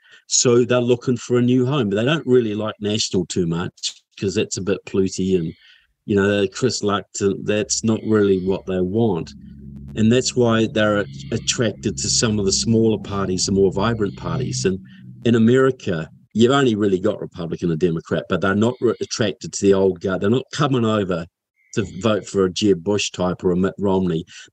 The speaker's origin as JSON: {"language": "English", "town": "Kaiapoi", "region": "Canterbury", "country": "New Zealand", "tie": "born or raised there", "lives_now": "United States"}